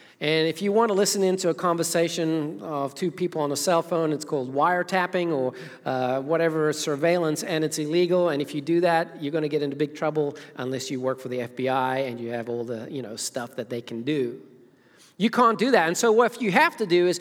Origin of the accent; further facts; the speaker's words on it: Zimbabwe; moved away; as a child growing up in Zimbabwe, Africa